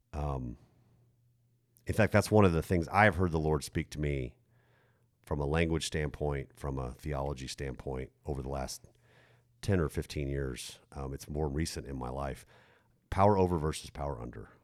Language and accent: English; United States; as American twenty-first century Christians